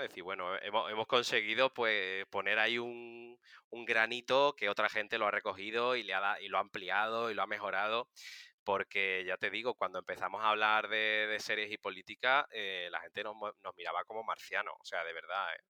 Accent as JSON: {"language": "Spanish", "town": "Seville", "region": "Andalusia", "country": "Spain", "moved": "as an adult", "lives_now": "Madrid, Spain", "said": "soy de Sevilla, pero llevo siete años viviendo en Madrid"}